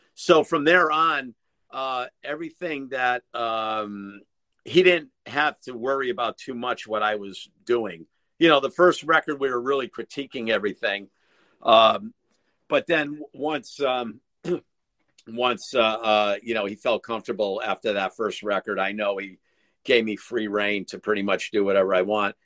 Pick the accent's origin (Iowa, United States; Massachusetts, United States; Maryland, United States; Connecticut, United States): Connecticut, United States; I'm from Connecticut